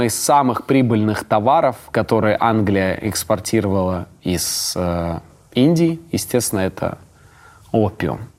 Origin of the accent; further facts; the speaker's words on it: Ust-Kamenogorsk, East Kazakhstan Region, Kazakhstan; мой родной город Усть-Каменогорск